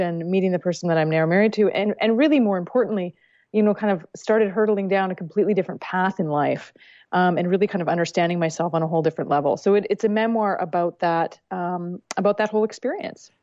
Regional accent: Vancouver, British Columbia, Canada; I grew up in Vancouver, British Columbia

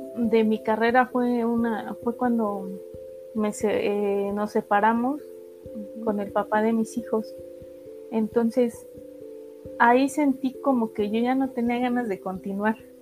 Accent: Ixmiquilpan, Hidalgo, Mexico; nací en Ixmiquilpan, Hidalgo.

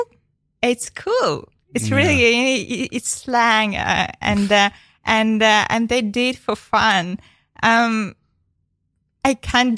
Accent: Ukraine; first language Ukrainian; English is a second language; Ukrainian was the first, but it's so different when you write in the other language, like English. For me, I can express in English something that I can't in my native language

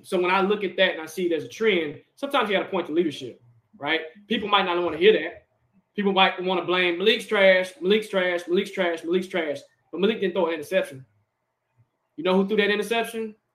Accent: Nashville, Tennessee, United States; We're from Tennessee, born and raised, Nashville, in SEC country

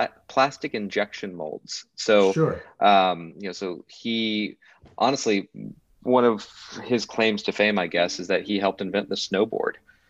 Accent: California, United States; also born or lived in Indiana; because I grew up in Southern California, my dad was always tinkering on Volkswagen Bugs

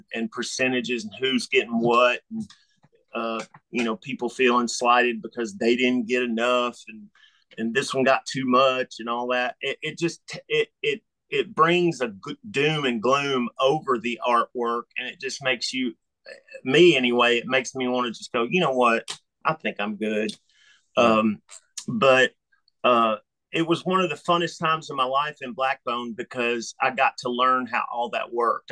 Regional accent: Memphis, Tennessee, United States; growing up in Memphis, Tennessee

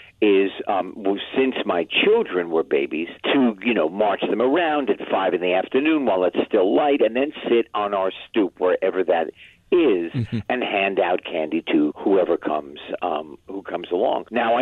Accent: United States; as an American citizen

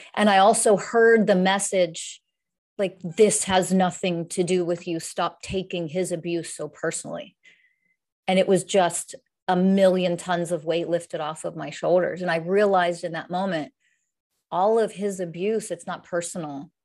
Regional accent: Pennsylvania, United States; moved away as an adult; now in San Diego, United States; I'm, I'm originally from the United States, um, Pennsylvania originally. I live in San Diego, California

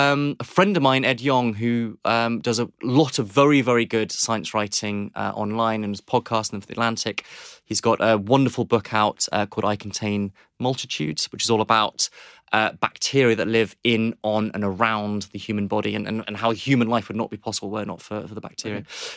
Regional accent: Nairobi, Kenya; So I was thinking about this again, that I grew up in Nairobi in Kenya.

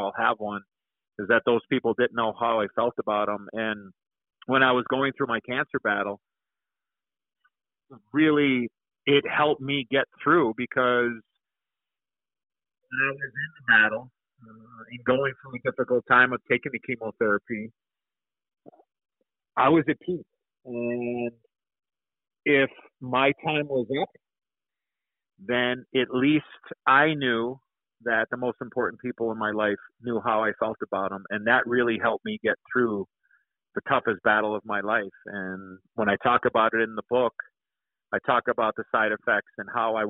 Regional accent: Chicago, Illinois, United States; being an American-born kid, growing up in Chicago

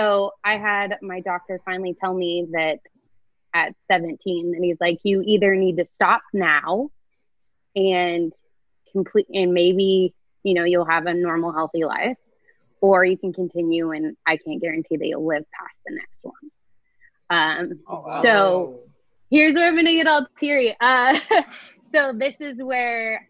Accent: Truckee, California, United States; moved away; I grew up in Lake Tahoe, a small town called Truckee.

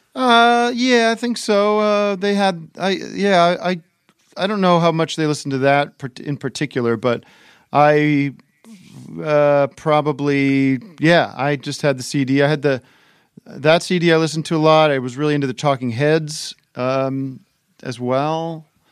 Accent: Allentown, Pennsylvania, United States; moved away; I grew up in Allentown, Pennsylvania

